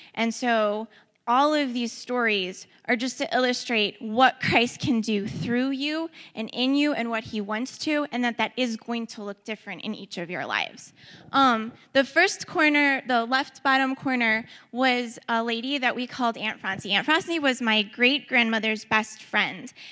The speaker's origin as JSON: {"language": "English", "town": "Ferguson", "region": "Missouri", "country": "United States", "tie": "born or raised there", "also_born_or_lived": "St. Louis", "said": "I was uh, born in St. Louis, I was raised in Ferguson"}